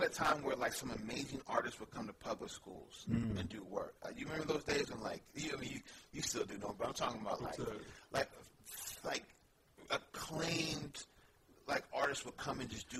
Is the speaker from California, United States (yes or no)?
yes; San Francisco, California, United States; Yeah, born and raised in San Francisco.